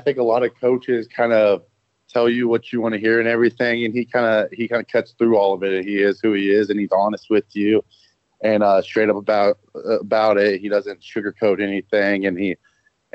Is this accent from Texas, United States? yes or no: yes; Dallas, Texas, United States; I grew up in Dallas, and so I wanted to be a Texas Longhorn